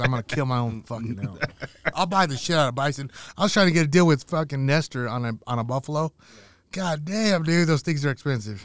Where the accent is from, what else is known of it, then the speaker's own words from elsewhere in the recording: Nebraska, United States; I grew up in Nebraska